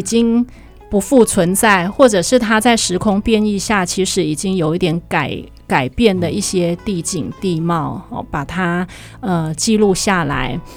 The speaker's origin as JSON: {"language": "Chinese", "region": "Taichung", "country": "Taiwan", "tie": "born or raised there", "also_born_or_lived": "Taipei", "moved": "as an adult"}